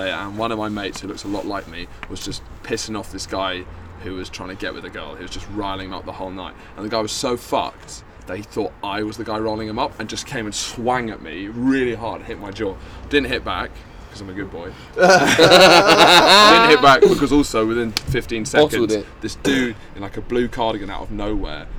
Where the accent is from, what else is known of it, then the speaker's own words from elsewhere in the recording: United Kingdom; also born or lived in London / Brighton; I'm from London or Brighton.